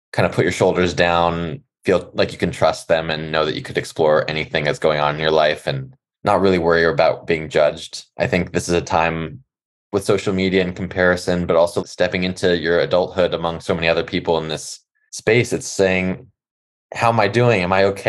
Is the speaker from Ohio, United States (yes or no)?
no; Los Angeles, California, United States; growing up in California and Los Angeles